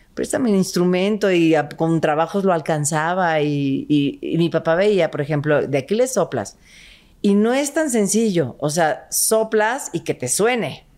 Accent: Guadalajara, Jalisco, Mexico; Yo soy de Guadalajara, Jalisco

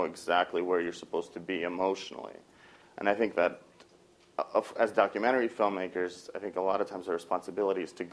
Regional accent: Moscow, Russia; moved away; I grew up in Moscow

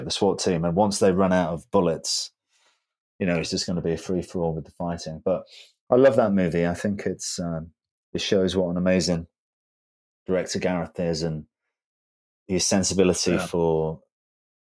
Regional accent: Birmingham, West Midlands, United Kingdom; not far from where I live because I'm from Birmingham

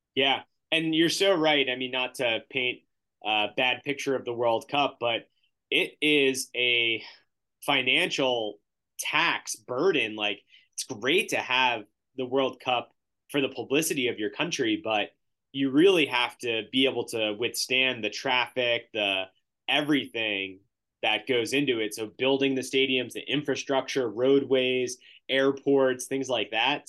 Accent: United States; growing up in the United States

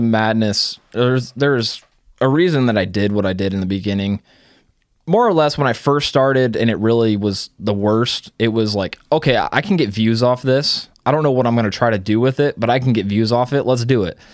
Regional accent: Iowa, United States; I'm from Iowa.

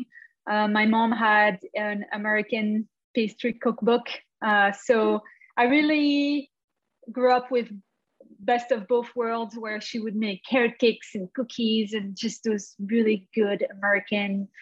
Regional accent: Belgium; moved away as an adult; also born or lived in Canada / Paris, France; now in Arizona, United States; originally being Canadian, I also have a Canadian nationality, although I grew up in Belgium

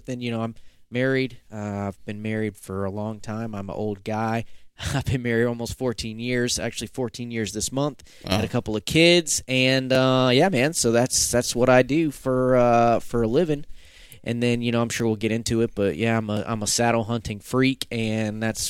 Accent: the South, United States; And I grew up hunting in the South, you know, like probably many folks grew up hunting in the South, where you hunted with your family.

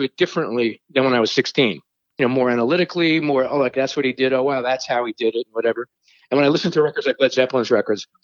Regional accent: New York City, New York, United States; I'm from Brooklyn

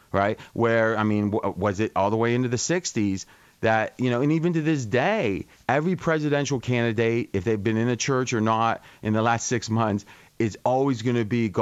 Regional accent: Ohio, United States; now in Las Vegas, United States; in our small town with 4,000 people when I was growing up in Ohio

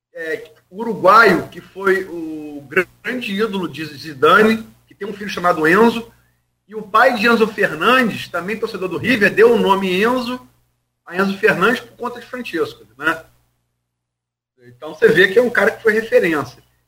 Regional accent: Brazil; como brasileiro

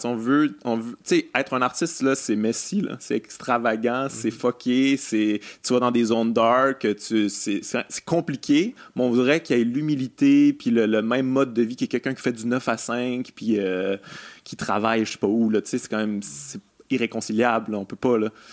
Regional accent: Quebec City, Quebec, Canada; moved away; je viens de Québec aussi

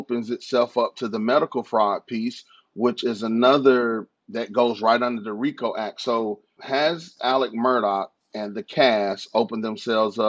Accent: North Carolina, United States; moved away as an adult; now in Charleston, United States; I'm from North Carolina and, you know, recently moved here a couple of years ago

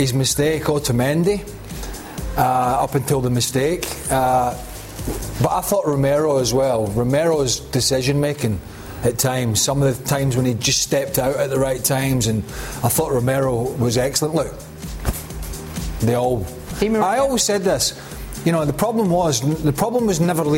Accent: Scotland, United Kingdom; we're Scottish

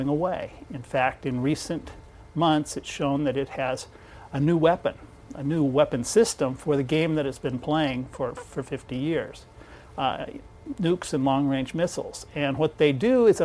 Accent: Eastern Washington State, United States; moved away as an adult; also born or lived in Africa / New York City / Seattle / East Asia; I'm from Eastern Washington State, but I spent almost all my life as a foreign correspondent

